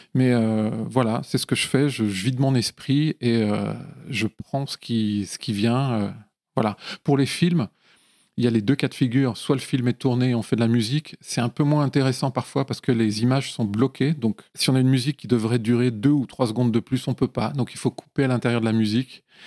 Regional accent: Lyon, Auvergne-Rhône-Alpes, France; now in Paris, France; Je viens de, Lyon et des environs de Lyon

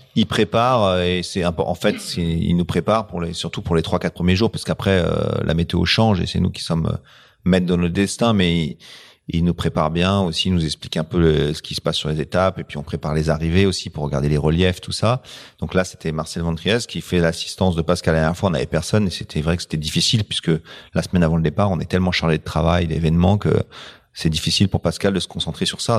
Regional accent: France; on est français.

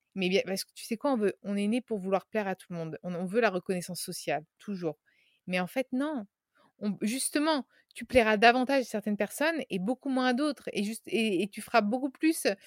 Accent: Tuscany, Italy; moved away; also born or lived in Paris; Je viens de Toscane, de la campagne italienne, et, mes racines m'appellent fortement

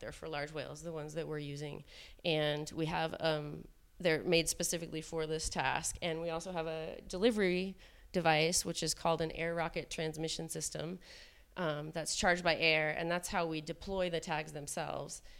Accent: Seattle, Washington, United States; I'm from Seattle, Washington

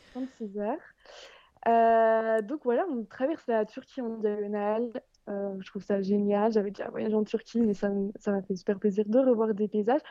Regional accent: France; en tant que Française

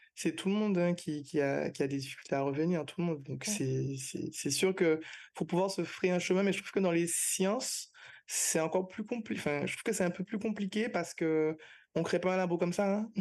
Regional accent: Martinique; moved away as an adult; now in Guadeloupe; je suis martiniquaise, mais je travaille en Guadeloupe

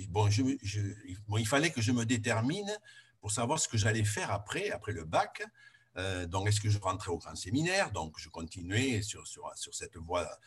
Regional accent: Juillan, Occitania, France; born there; je suis né à Juillan, donc il y a 73 ans, dans une, une famille d'agriculteurs parents étaient, paysans, une petite, euh, une, petite ferme

